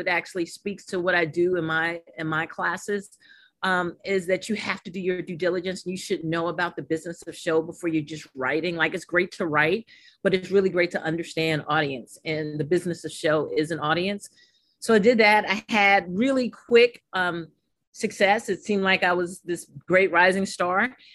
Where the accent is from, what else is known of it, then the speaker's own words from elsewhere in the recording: New York City, New York, United States; growing up in Harlem, New York